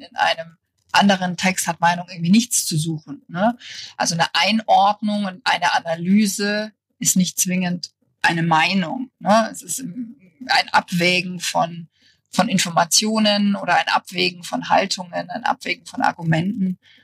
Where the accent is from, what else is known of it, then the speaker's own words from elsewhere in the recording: near Munich, Bavaria, Germany; moved away as an adult; also born or lived in Berlin; ich komme aus der Nähe von München, also aus Bayern.